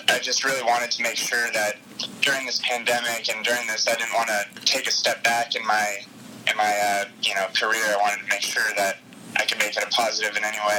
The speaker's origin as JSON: {"language": "English", "region": "Southern California", "country": "United States", "also_born_or_lived": "Seattle, Washington", "moved": "as an adult", "said": "I'm from Southern California"}